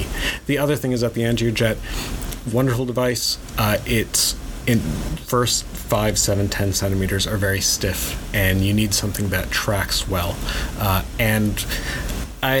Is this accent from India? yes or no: yes; India; I am Indian